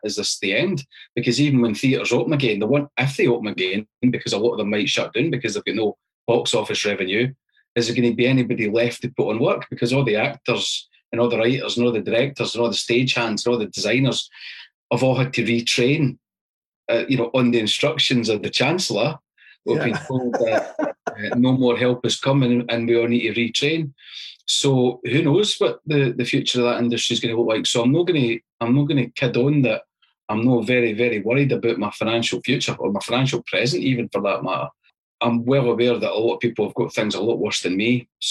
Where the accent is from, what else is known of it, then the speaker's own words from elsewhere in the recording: Falkirk, Scotland, United Kingdom; Born in Falkirk, went to university at Stirling